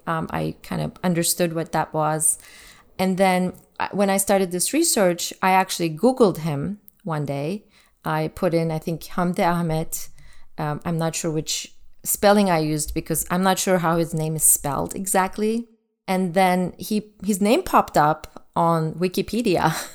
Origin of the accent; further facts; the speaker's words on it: Turkey; moved away; Growing up in Turkey in the nineteen eighties